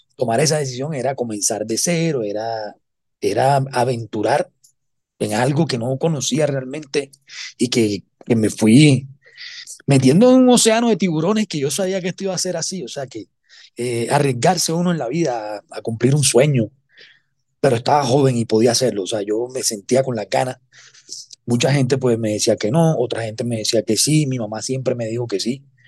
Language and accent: Spanish; Cartagena, Bolívar, Colombia; yo soy cartagenero